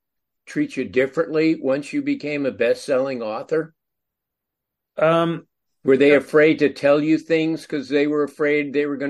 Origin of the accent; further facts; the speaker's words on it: Los Angeles, California, United States; I grew up in Los Angeles and love this town.